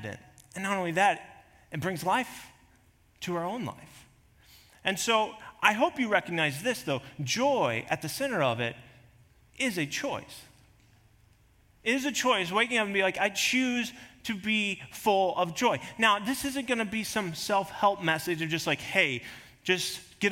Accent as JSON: {"language": "English", "region": "Kansas", "country": "United States", "tie": "born or raised there", "moved": "yes", "lives_now": "South Dakota, United States", "said": "I grew up in Kansas, there was always plenty of trees"}